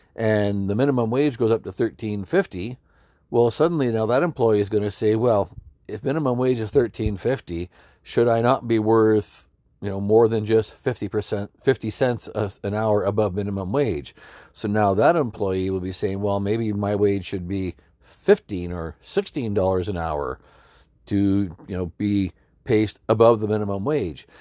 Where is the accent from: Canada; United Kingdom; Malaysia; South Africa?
Canada; Alberta; a lady I grew up with in Alberta